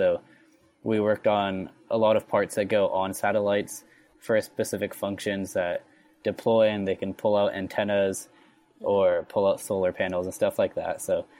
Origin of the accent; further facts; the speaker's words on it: Santa Barbara, California, United States; I'm a sophomore studying mechanical engineering. I'm from Santa Barbara, California.